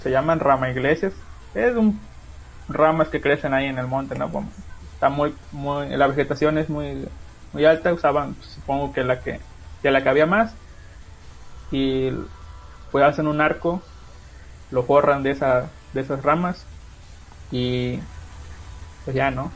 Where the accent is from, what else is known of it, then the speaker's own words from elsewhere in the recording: Huasteca, Mexico; yo, de donde soy, es una región que se llama la Huasteca, ocupa varios estados